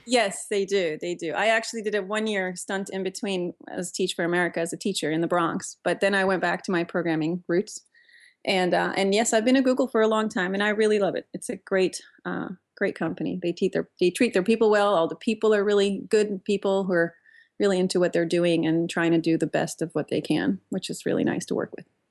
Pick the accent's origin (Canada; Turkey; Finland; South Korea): Turkey; moved away as an adult; also born or lived in Pittsburgh, United States / New York, United States; now in Menlo Park, United States; I grew up in Turkey